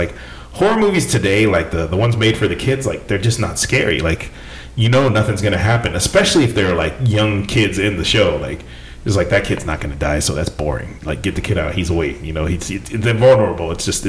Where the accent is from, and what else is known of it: near Stockton, California, United States; born or raised there